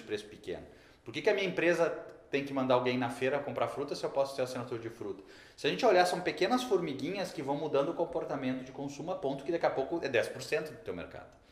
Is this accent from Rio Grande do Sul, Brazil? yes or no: yes; Rio Grande do Sul, Brazil; accent: gaúcho; Todo mundo já viu que eu sou gaúcho porque eu falei um bá agora